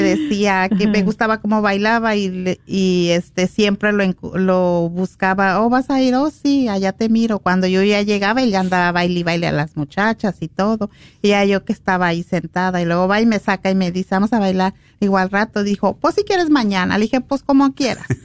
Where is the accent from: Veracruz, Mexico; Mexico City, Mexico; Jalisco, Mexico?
Jalisco, Mexico; Guadalajara; now in Los Angeles, United States; yo soy de Guadalajara